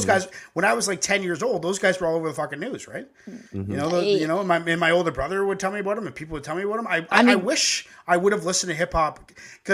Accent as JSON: {"language": "English", "country": "Canada", "said": "our country's twice as big"}